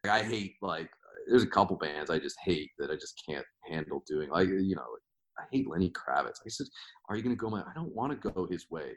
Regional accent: Washington, United States; I'm from Washington State

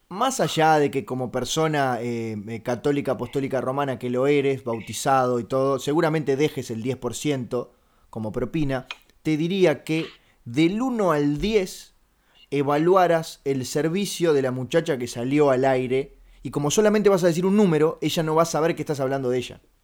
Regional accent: Uruguay; yo soy uruguayo

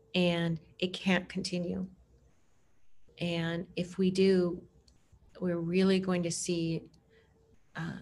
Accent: Germany; now in Portland, United States; I grew up partly in Germany

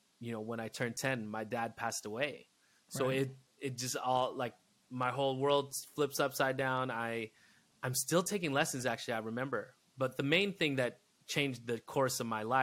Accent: Inland Empire, outside of Los Angeles, California, United States; It all started in the IE. Yes, outside of LA.

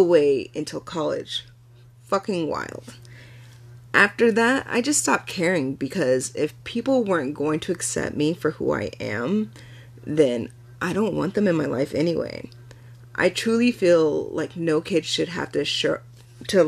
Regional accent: United States; I was born in America too, and I could speak English perfectly fine, growing up as an African American kid in a predominantly white neighborhood and school

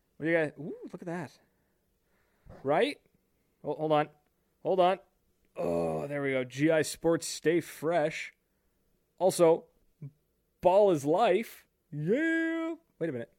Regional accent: New Brunswick, Canada; I am from New Brunswick, Canada. I am East Coast Canada, boy.

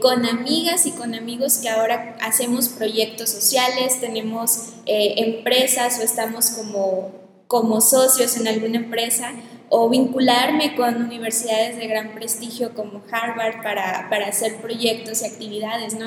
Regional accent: Mexico; presentándome como pues como mexicana, eh, que es el país de donde soy

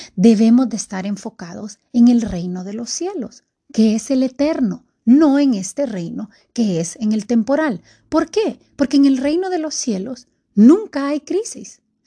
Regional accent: Honduras; estamos a un día de elecciones aquí en mi país, Honduras

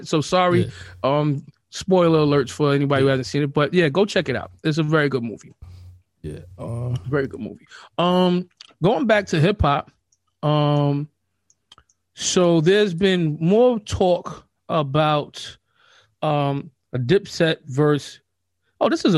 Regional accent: New York City, New York, United States; we Queens all day

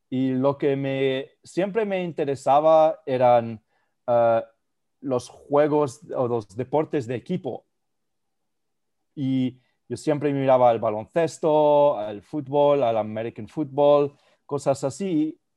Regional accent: Spain; also born or lived in Germany; yo, eh, eh, crecí en España y en Alemania y yo jugué el tenis y el fútbol

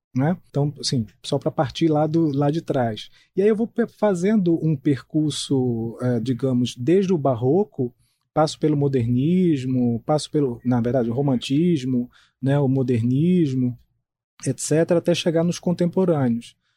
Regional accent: Itabaiana, Paraíba, Brazil; moved away as an adult; also born or lived in João Pessoa; sou natural do interior da Paraíba, de uma cidade chamada Itabaiana.

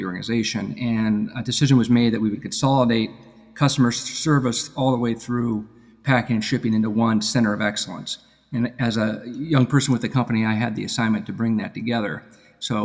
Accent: Seattle, Washington, United States; moved away as an adult; also born or lived in Boston area, Massachusetts; now in Massachusetts, United States; I was born out in Seattle, Washington, actually, and worked out there when I went to undergrad

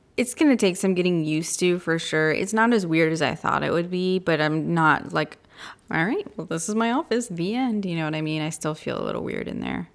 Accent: United States; as an American.

